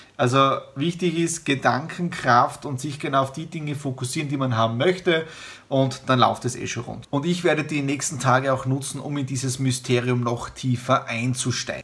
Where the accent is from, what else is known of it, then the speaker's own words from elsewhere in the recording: Southeast Styria, Austria; moved away; in der Südoststeiermark in meiner ehemaligen Heimatgemeinde, in meinem Heimatdorf